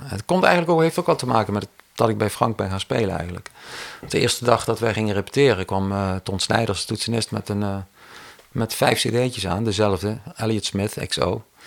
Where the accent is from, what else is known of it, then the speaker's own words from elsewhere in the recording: Cuijk, North Brabant, Netherlands; ik kom natuurlijk uit Kuik, dus daar had je een muziekschool